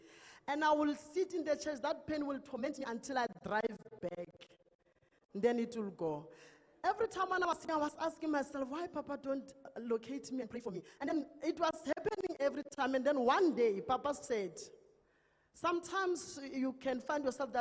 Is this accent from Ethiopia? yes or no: no; Limpopo, South Africa; moved away; I come from Western area. I originate at Limpopo